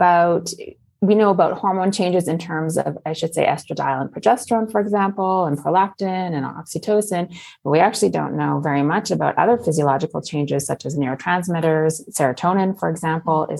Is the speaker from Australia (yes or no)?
no; Okanagan, British Columbia, Canada; moved away as an adult; also born or lived in Belgium / Netherlands / United States; now in France; I grew up in the Okanagan